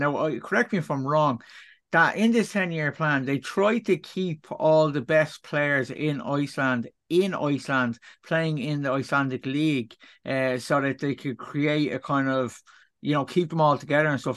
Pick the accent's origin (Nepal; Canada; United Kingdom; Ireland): Ireland; Me being an Irishman